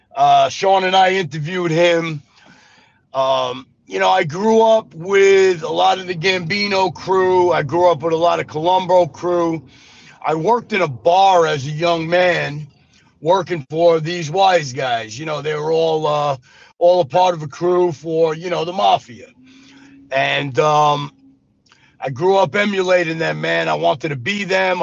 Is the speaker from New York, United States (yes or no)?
yes; New York City, New York, United States; moved away as an adult; also born or lived in Las Vegas, Nevada / Arizona; now in Mississippi, United States; I was born in Brooklyn, New York